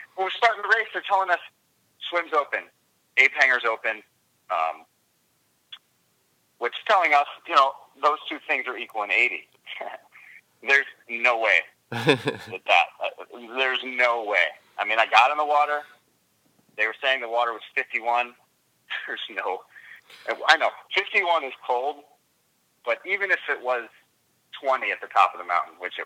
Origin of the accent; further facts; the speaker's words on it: New York, United States; I'm from New York